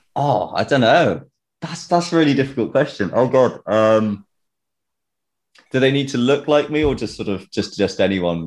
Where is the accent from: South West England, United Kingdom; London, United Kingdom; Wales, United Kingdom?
South West England, United Kingdom; Tewkesbury; I'm from Tewkesbury